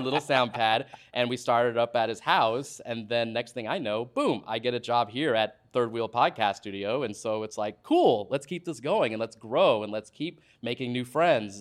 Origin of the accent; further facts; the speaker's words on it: Dallas, Texas, United States; moved away as an adult; now in Los Angeles, United States; I'm from, I'm from Dallas, Texas originally, and just grew up there.